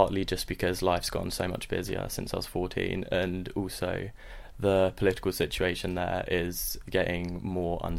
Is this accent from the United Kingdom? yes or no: yes; Essex, East of England, United Kingdom; also born or lived in Stockholm, Sweden; was born in Stockholm and then we moved to England when I was 1 year old. Whilst I live in Essex, I'm from Sweden and Kurdistan